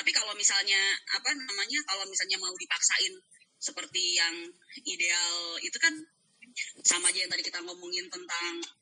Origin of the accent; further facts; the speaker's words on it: Sukabumi, West Java, Indonesia; now in Jakarta, Indonesia; aku orang aku orang Sukabumi aku merantau ke Jakarta